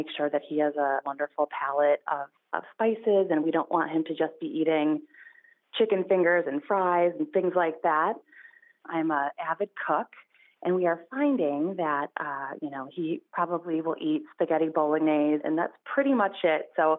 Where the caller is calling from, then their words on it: Cleveland, Ohio, United States; I'm calling from Cleveland, Ohio.